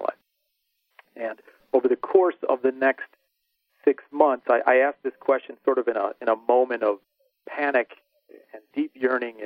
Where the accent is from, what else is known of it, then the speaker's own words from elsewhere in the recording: Chicago, Illinois, United States; growing up in the Chicagoland area